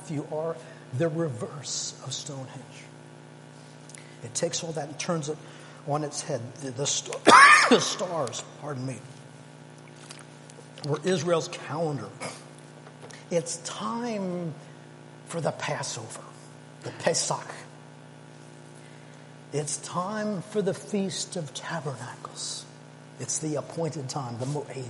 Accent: Canada; now in United Kingdom; I'm Canadian

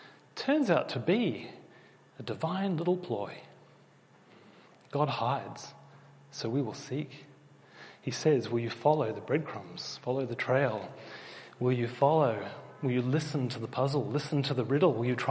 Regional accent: Australia; I was born in Australia, but I do have a British passport. I am one of you. And as a child, because I had English parents, I actually always sounded like a Pommy.

